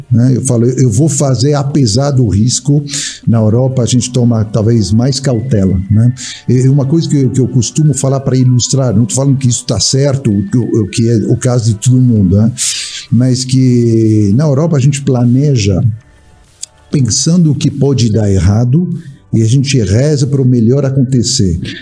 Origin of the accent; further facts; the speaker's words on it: France; Portuguese is a second language; moved away as an adult; also born or lived in England / Australia / United States / Barcelona, Spain; now in Brazil; nasci na França, eu tive a oportunidade muito jovem, com seis anos de idade, de morar na Inglaterra, fiquei três anos lá